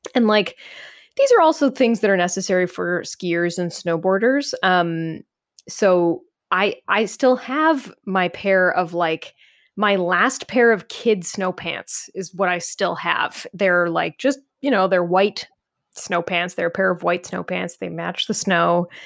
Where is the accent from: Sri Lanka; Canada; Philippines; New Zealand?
Canada; as a Canadian